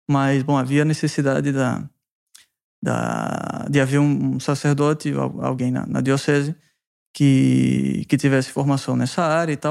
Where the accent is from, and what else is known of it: Recife, Pernambuco, Brazil; moved away as an adult; also born or lived in Cascais, Portugal; now in Pamplona, Spain